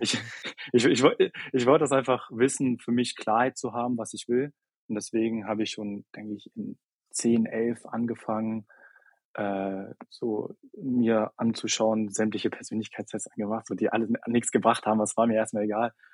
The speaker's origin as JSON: {"language": "German", "area": "near Hanover", "region": "Lower Saxony", "country": "Germany", "tie": "born or raised there", "moved": "as an adult", "lives_now": "Berlin, Germany", "said": "Juli 2021 Abi in Niedersachsen gemacht, also nahe Nähe von Hannover"}